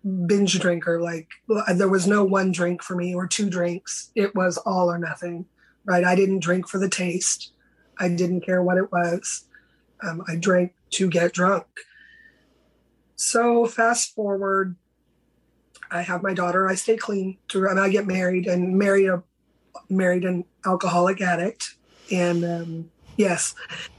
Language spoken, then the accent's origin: English; San Francisco Bay Area, California, United States; I grew up in California, a little small Bay Area, San Francisco Bay Area.